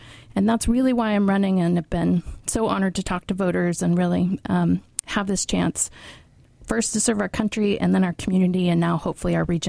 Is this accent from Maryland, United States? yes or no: no; Moses Lake, Washington, United States; I'm originally from Moses Lake and grew up in a union household, a dad who was a small business owner. My grandfather was an Army veteran